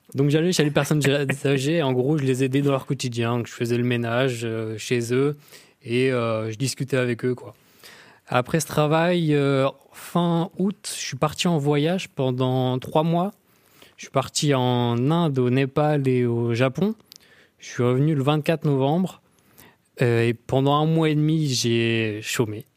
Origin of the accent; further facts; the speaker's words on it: Tourouvre, Normandy, France; Je suis de Tourouvre, un petit patelin paumé où il n'y a rien à faire.